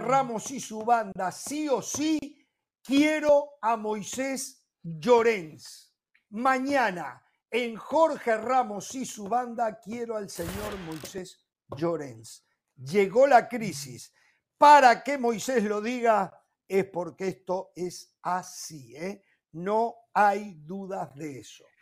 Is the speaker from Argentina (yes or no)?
no; Uruguay